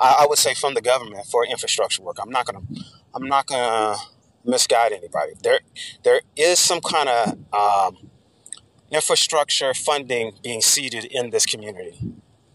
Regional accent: Dallas, Texas, United States; I'm from Dallas, and we've always played second fiddle to Houston

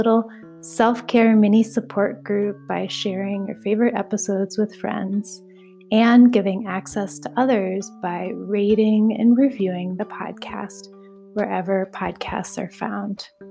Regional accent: Minneapolis, Minnesota, United States; moved away; also born or lived in Bay Area, California; I grew up in Minneapolis, but have not been back as an adult

